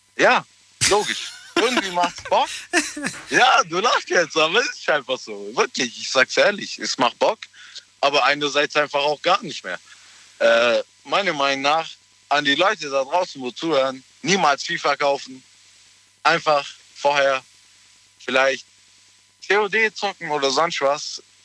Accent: Ulm, Baden-Württemberg, Germany; Ich bin aus der Nähe, Ulm.

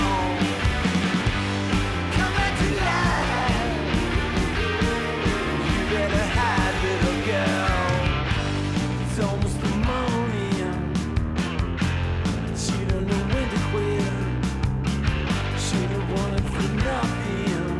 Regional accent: St. Louis, Missouri, United States; my hometown of St. Louis, Missouri

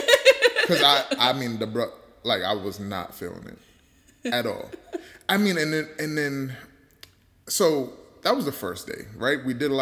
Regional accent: New York, United States; I'm from New York

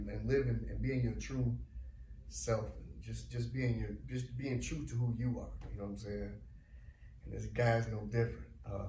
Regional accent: Detroit, Michigan, United States; I'm from Detroit. I don't know if I told you. I always mention it, man. I'm from Detroit.

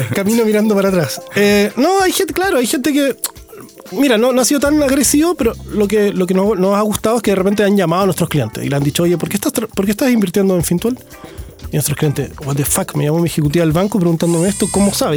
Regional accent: Puerto Montt, Los Lagos, Chile; moved away; also born or lived in Santiago; Yo soy de Puerto Montt

